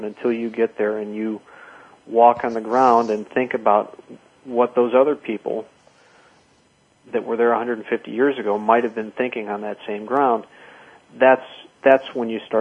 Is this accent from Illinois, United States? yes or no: yes; Chicago, Illinois, United States; growing up in Chicago